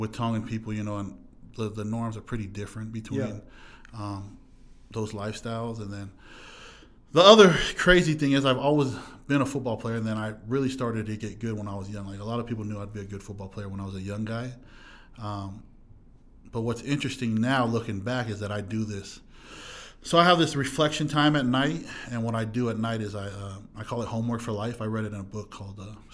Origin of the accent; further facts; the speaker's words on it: Huntington Beach, California, United States; I'm from Southern California, Orange County, and then the Fountain Valley, Huntington Beach area, to be exact. That's where I grew up